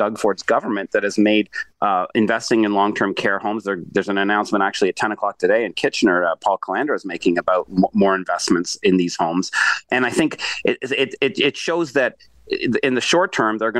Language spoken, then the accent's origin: English; Australia; now in Toronto, Canada; I was born in Australia and I'm half Jamaican.